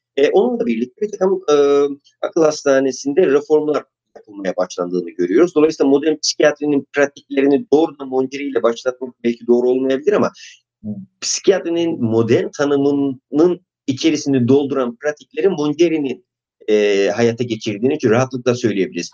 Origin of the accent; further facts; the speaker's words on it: Artvin, Turkey; moved away; also born or lived in Istanbul; Artvin'de doğdum